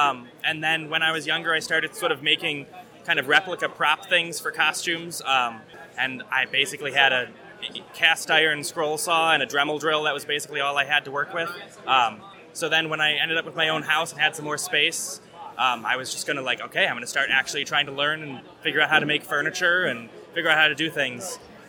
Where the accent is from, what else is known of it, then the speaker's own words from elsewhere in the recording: Maplewood, Minnesota, United States; We're from Maplewood, Minnesota.